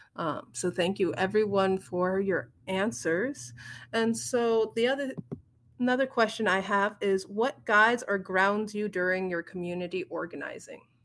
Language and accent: English; United States; I am from the Omaha Tribe of Nebraska in Iowa.